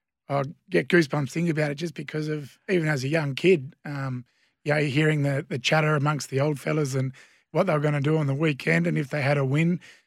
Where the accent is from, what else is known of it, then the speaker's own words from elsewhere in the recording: Wagin, Western Australia, Australia; So, yeah, born and bred in the Wagen District Hospital, so... Not many people can lay claim to that nowadays. And, grew up on a wheat and sheep farm